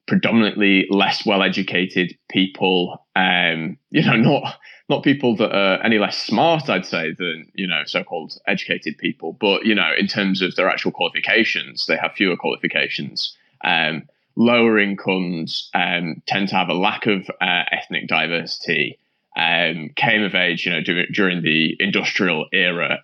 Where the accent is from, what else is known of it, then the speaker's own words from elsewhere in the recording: Huddersfield, Yorkshire and the Humber, United Kingdom; I come from Huddersfield in West Yorkshire.